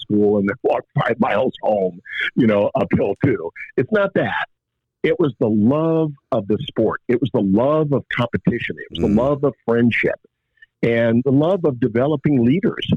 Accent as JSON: {"language": "English", "town": "Upper Sandusky", "region": "Ohio", "country": "United States", "tie": "born or raised there", "also_born_or_lived": "Findlay, Ohio", "said": "grown up in Northwest Ohio, in Upper Sandusky"}